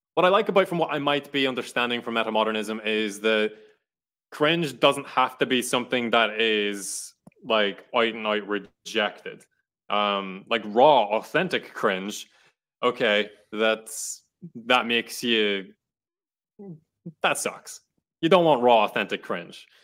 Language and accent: English; Ireland; now in United States; I'm Irish, I have my Irish stories. I participate in Irish history